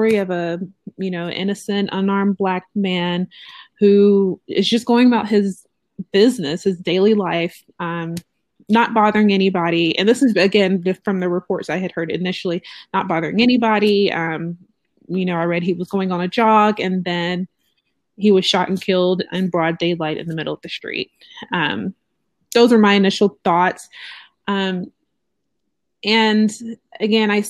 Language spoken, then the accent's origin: English; Georgia, United States; I'm born and raised in Georgia